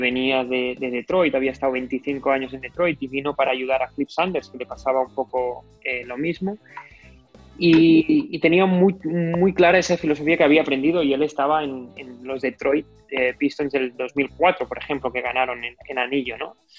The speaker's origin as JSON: {"language": "Spanish", "town": "El Masnou", "region": "Catalonia", "country": "Spain", "said": "yo soy de Masno, que es un pueblo de 10 minutos"}